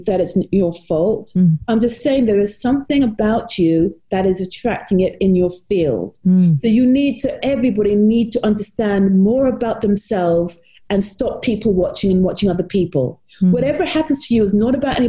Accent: United States; When I was younger, I grew up in the United States

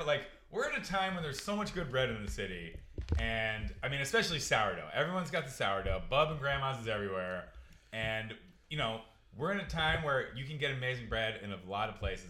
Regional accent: Philadelphia, Pennsylvania, United States; now in Los Angeles, United States; I grew up in Philly, moved to LA when I was young. Philly's a sandwich-based culture

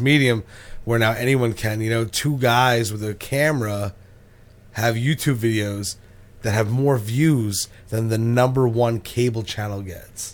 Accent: Keyport, New Jersey, United States; I'm from Keyport.

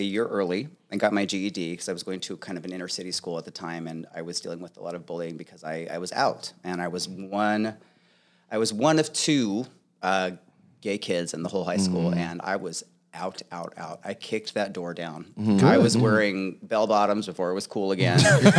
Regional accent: Clovis, California, United States; born there; also born or lived in Tucson; I was born in Clovis, California, but I was there for a very short period of time.

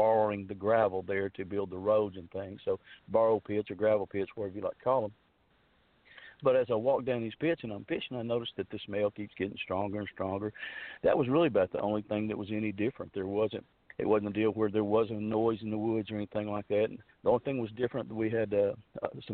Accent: Fouke, Arkansas, United States; now in Texarkana, Arkansas, United States; I grew up down there around Falk, around Days Creek, around Sulphur River.

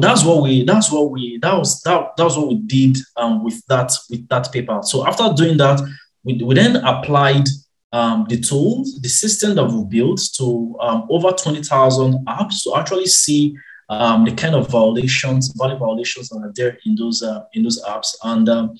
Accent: Nigeria; moved away as an adult; born and raised in Nigeria

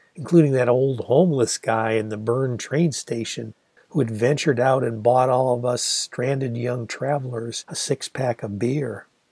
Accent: Ann Arbor, Michigan, United States; Ann Arbor sure had its forest of trees

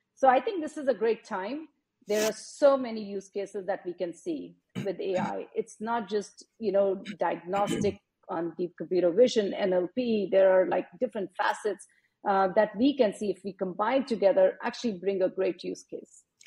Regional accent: Faridabad, Haryana, India; moved away as an adult; also born or lived in Chennai, India; now in United States; I grew up in India, um, a town outside New Delhi, Faridabad

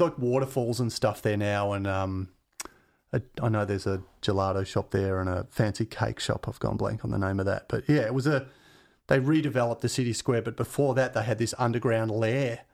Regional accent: Glen Waverley, Victoria, Australia; also born or lived in Mount Dandenong / Keysborough; I grew up in Glen Waverley

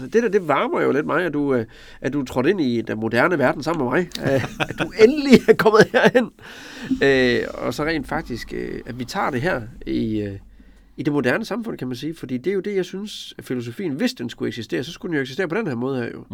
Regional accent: Denmark

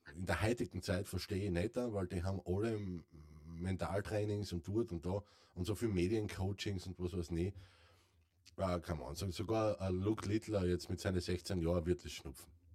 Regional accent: Carinthia, Austria; bei uns in Kärnten

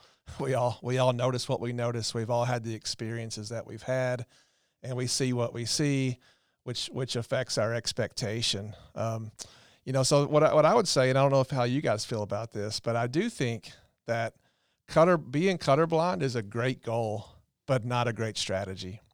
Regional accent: the South, Southern United States, United States; small town, uh, Southern guys, but, you know, in my hometown

